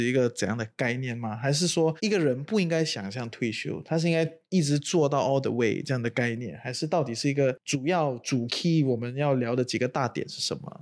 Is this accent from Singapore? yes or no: yes; Singapore; moved away as an adult; also born or lived in China; now in Malaysia; 可能前面二十多年都住在新加坡啊，土生嗯。土长